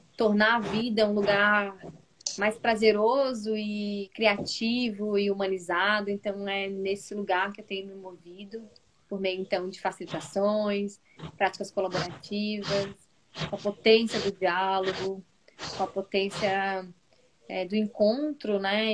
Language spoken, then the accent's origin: Portuguese; Florianópolis, Santa Catarina, Brazil; Eu sou aqui de Santa Catarina, de Florianópolis